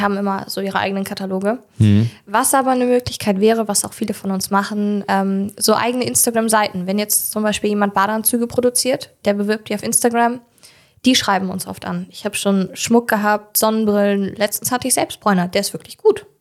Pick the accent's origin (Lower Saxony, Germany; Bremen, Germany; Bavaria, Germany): Lower Saxony, Germany; Hildesheim; now in Jever, Germany; ich äh, bin in Hildesheim geboren